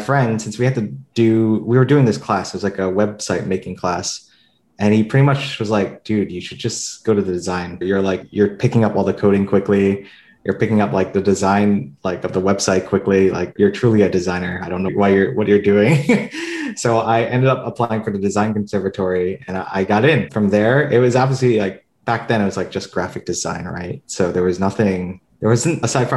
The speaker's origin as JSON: {"language": "English", "town": "New York City", "region": "New York", "country": "United States", "also_born_or_lived": "Silicon Valley / China", "moved": "as an adult", "lives_now": "Singapore", "said": "I'm originally from Brooklyn, New York"}